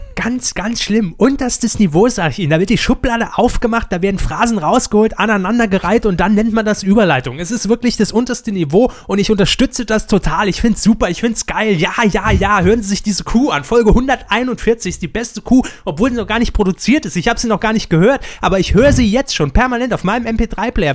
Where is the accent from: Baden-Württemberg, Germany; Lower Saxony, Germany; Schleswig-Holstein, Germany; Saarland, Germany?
Saarland, Germany; bei uns im Saarland